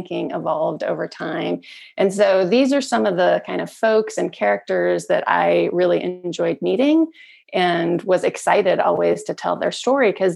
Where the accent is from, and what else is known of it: Salt Lake City, Utah, United States; born or raised there; also born or lived in California, United States / Iran